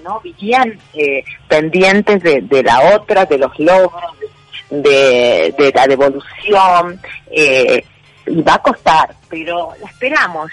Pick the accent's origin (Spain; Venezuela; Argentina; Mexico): Argentina